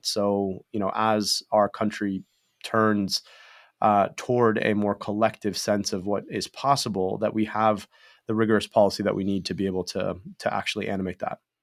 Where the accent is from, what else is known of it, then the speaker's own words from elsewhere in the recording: Michigan, United States; my own childhood growing up in Michigan